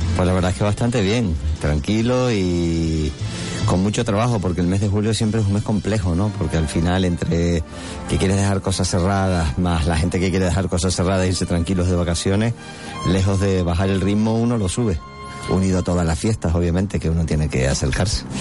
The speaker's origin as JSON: {"language": "Spanish", "town": "San Cristóbal de La Laguna", "region": "Canary Islands", "country": "Spain", "said": "yo soy de La Laguna"}